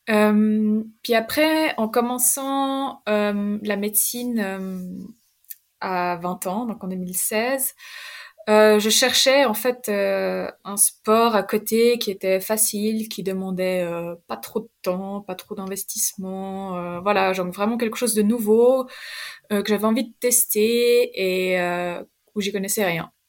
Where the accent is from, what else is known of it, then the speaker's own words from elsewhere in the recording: Romandy, Switzerland; Euh, je viens je de la Suisse, de Suisse romande. j'ai 26 ans et voilà, j'ai fait des études en médecine à Lausanne.